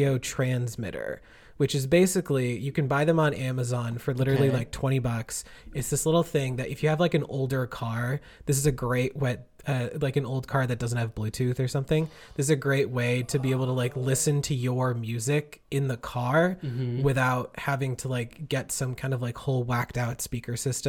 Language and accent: English; Connecticut, United States; my hometown area, mm-hmm. that's like across part of the Connecticut area